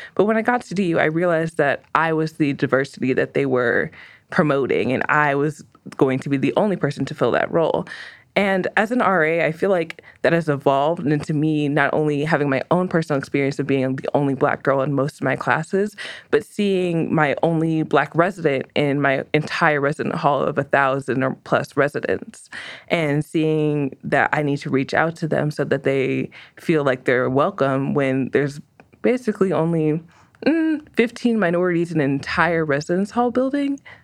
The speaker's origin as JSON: {"language": "English", "town": "Aurora", "region": "Colorado", "country": "United States", "said": "I'm from Aurora, Colorado"}